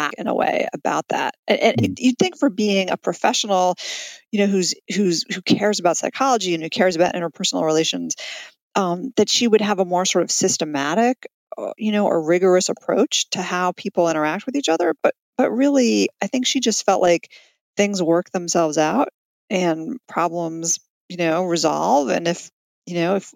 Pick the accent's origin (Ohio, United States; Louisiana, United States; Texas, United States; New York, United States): New York, United States; New York City; also born or lived in Colorado; now in Washington, D.C., United States; I grew up in Manhattan with her